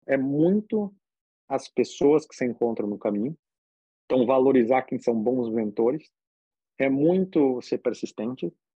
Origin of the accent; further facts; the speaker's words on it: Brazil; moved away; eu sou brasileiro e, na verdade, eu sou bem brasileiro